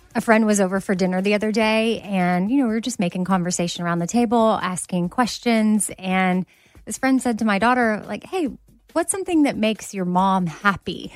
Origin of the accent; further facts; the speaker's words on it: Texas, United States; as a Texan